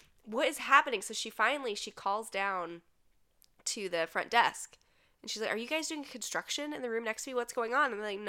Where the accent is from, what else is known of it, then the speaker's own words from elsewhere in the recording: St. Petersburg, Florida, United States; My hometown. It's great. Everybody visit it.